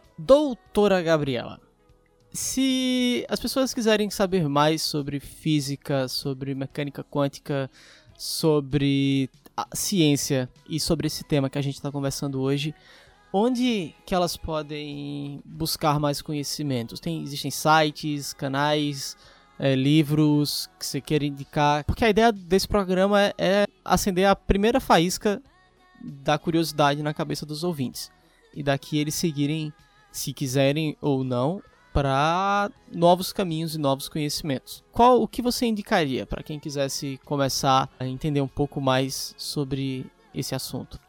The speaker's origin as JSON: {"language": "Portuguese", "region": "Pernambuco", "country": "Brazil", "said": "Eu sou de Pernambuco"}